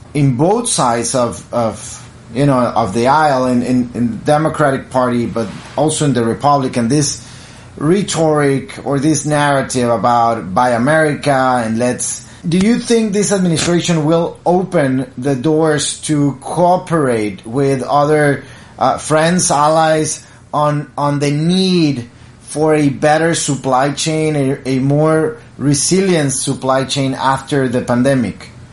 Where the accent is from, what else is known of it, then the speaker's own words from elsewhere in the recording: Piedras Negras, Coahuila, Mexico; I'm from Piedras Negras, Coahuila, border with Eagle Pass, Texas